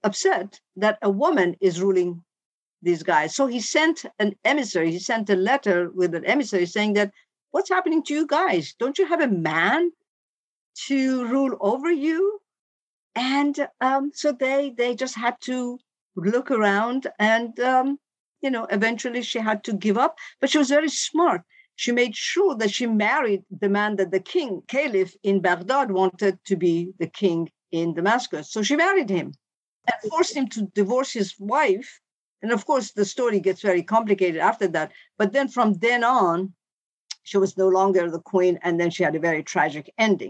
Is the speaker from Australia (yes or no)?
no; Tehran, Tehran Province, Iran; moved away as an adult; now in Boston, United States; I was born in Iran, finished high school, and then I came to America.